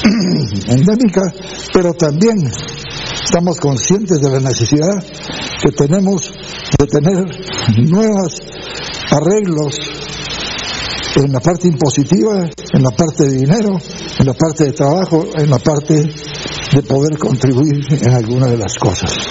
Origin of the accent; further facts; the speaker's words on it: Guatemala; todos los que somos guatemaltecos y que queremos a Guatemala